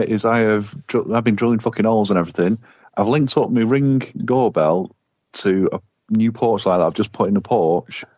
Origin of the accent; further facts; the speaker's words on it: the north of England, United Kingdom; I'm not a Southern Ponce. I'm a Northerner.